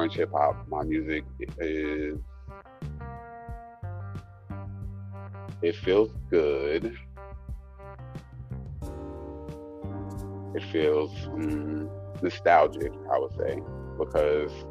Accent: New York City, New York, United States; I'm from the Bronx

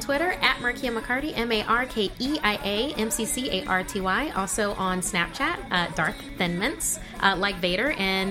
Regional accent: Orlando, Florida, United States; Orlando is my hometown.

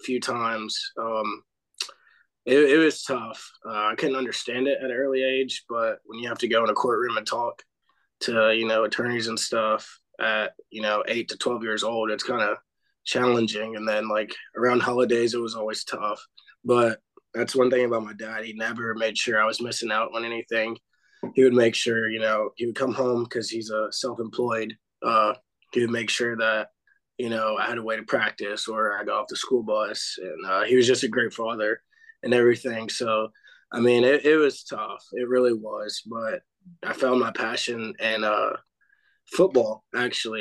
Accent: Clarksville, Tennessee, United States; I'm from Clarksville, Tennessee, born and raised

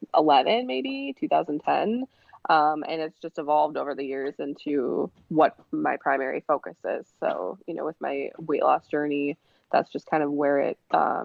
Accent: Green Bay, Wisconsin, United States; moved away as an adult; also born or lived in Iron Mountain, Michigan / Milwaukee, Wisconsin; now in Queens, New York, United States; I am from Green Bay, Wisconsin. I was born in Upper Michigan and Iron Mountain and was raised in Green Bay and moved down to Milwaukee for graduate school.

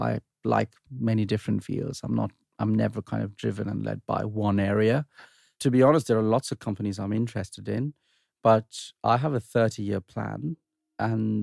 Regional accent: Sri Lanka; born or raised there

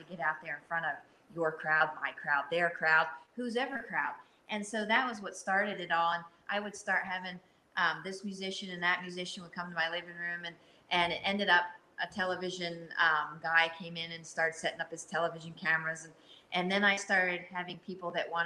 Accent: New Hampshire, United States; moved away; I'm from New Hampshire

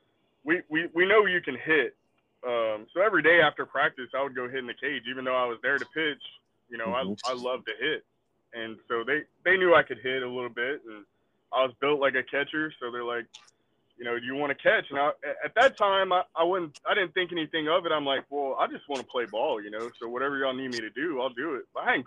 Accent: Sugar Land, Texas, United States; I grew up in Sugar Land.

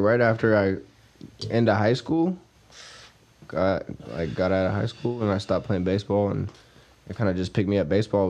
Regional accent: Stockton, California, United States; I'm from Stockton.

